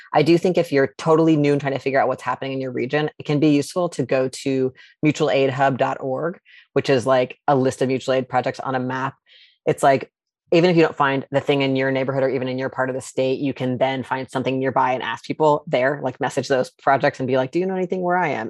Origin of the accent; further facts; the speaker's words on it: outside Charlottesville, rural central Virginia, United States; also born or lived in New York; now in Seattle, United States; I'm originally from Virginia, from, like, rural central Virginia outside a place that now everybody knows where it is, Charlottesville